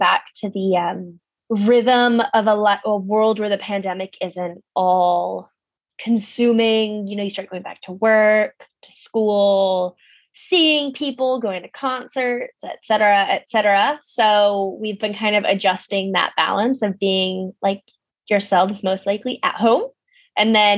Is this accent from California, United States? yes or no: yes; Pasadena, California, United States; moved away; my hometown of Pasadena, California